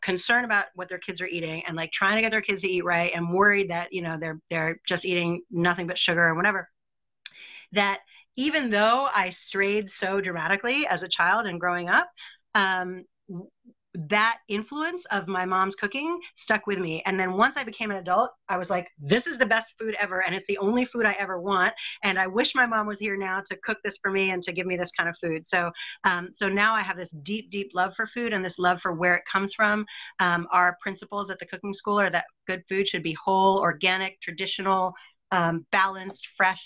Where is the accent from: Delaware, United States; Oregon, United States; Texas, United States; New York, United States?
New York, United States; New York City; now in New Zealand; I grew up in New York City, and we lived in an apartment building